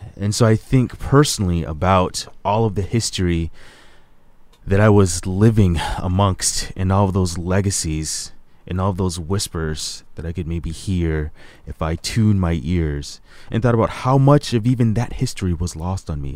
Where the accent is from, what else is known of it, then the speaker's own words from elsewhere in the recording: Hampton, Virginia, United States; moved away; I was born in Hampton, Virginia. I call Hampton, Virginia my hometown, is where my mom continues to live.